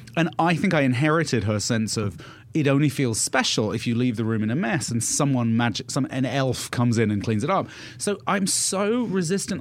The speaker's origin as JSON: {"language": "English", "country": "United Kingdom", "moved": "yes", "lives_now": "United States", "said": "I'm British. I've lived in America for a long time"}